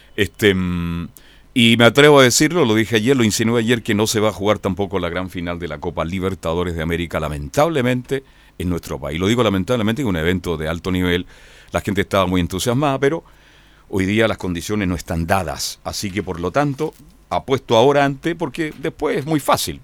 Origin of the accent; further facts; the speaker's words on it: Chile; Somos chilenos